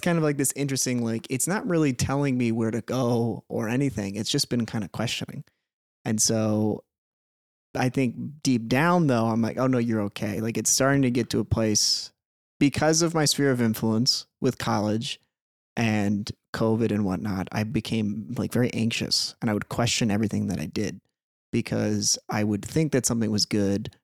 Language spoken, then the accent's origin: English; Peoria, Illinois, United States; now in Minnesota, United States; Grew up in Peoria, Illinois.